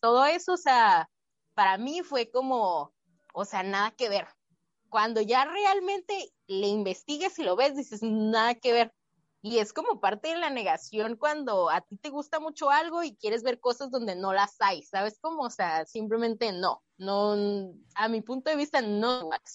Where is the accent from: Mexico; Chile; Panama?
Mexico; como mexicanos somos muy creativos